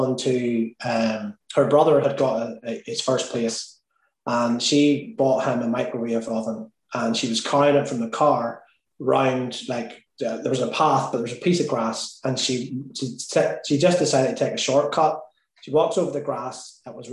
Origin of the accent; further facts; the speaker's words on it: Ireland; me being Irish